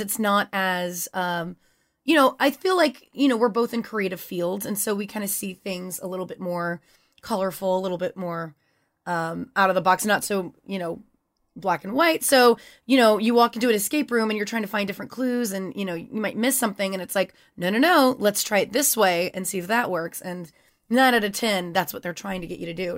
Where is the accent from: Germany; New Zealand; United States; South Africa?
United States; Louisiana; moved away; I grew up in Louisiana